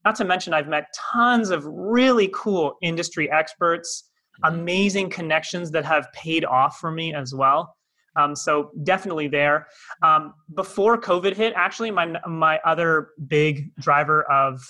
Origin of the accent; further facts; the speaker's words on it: Toronto, Ontario, Canada; moved away as an adult; now in Cape Town, South Africa; by my accent, not from here, originally from Toronto, Canada. I moved here in January 2020